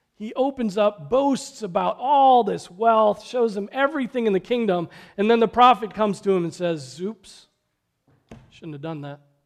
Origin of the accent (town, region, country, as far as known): United States